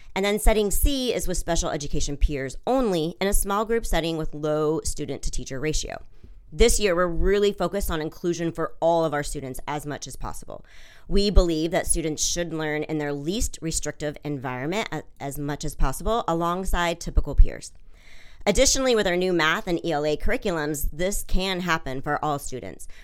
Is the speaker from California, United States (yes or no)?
no; Washington, United States; moved away as an adult; also born or lived in Switzerland / London; now in Delaware, United States; I'm originally from Washington State